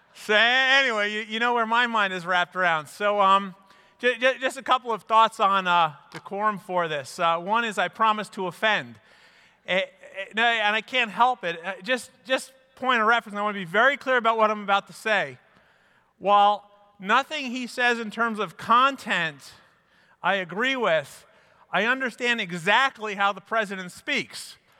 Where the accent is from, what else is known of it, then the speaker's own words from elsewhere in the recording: New York, United States; also born or lived in Midwest; I grew up in New York